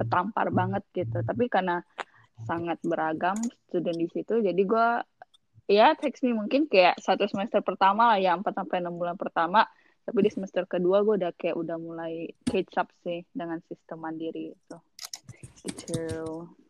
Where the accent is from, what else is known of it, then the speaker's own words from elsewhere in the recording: Singkawang, West Kalimantan, Indonesia; moved away as an adult; now in Sydney, Australia; gue kan dari SMA benar-benar dari Singkawang langsung ke Sydney